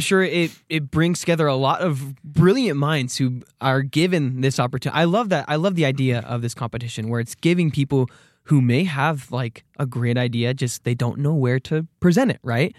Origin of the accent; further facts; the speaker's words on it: Arizona, United States; moved away as an adult; now in Rexburg, United States; I'm from Arizona